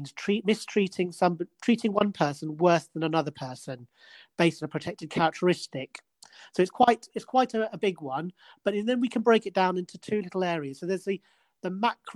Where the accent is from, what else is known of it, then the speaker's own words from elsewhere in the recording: Edinburgh, Scotland, United Kingdom; I'm from Edinburgh, you know, that's where I was born.